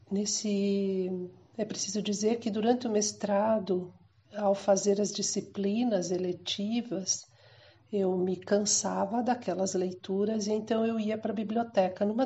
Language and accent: Portuguese; Mato Grosso, Brazil; also born or lived in Rio Grande do Sul; now in Cuiabá, Brazil; Eu nasci no Rio Grande do Sul e eu vim com a minha família na década, em meados da década de 70 para o que então era o Mato Grosso